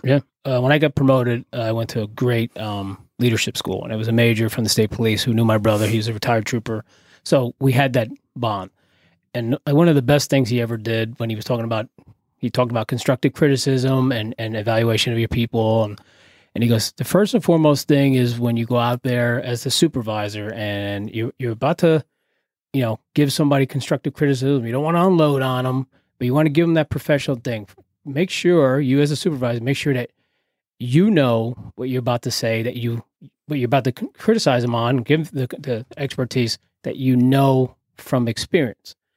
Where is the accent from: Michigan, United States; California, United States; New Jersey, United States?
New Jersey, United States; Carteret; I grew up in, uh, here in New Jersey, uh, borough of Carteret, in the Crum section, little projects